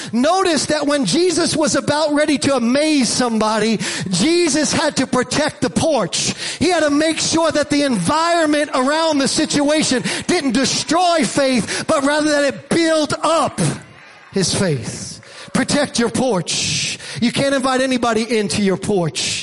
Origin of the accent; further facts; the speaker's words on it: New York City, New York, United States; I grew up in Staten Island and in Staten Island, we didn't have a porch per se. We had a stoop